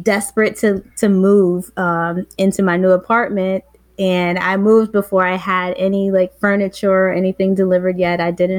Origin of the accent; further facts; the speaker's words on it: New York City, New York, United States; also born or lived in Queens / Harlem / Brooklyn; moved to Brooklyn back in spring 2016, April to be specific. I'm from the Bronx. I was born in the Bronx, raised in the Bronx. I've lived in Queens. I've lived in Harlem. But I never lived in Brooklyn